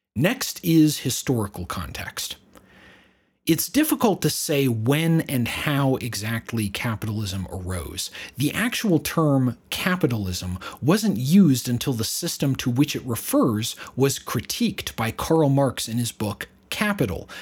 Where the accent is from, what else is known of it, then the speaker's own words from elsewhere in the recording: United States; I'm an American myself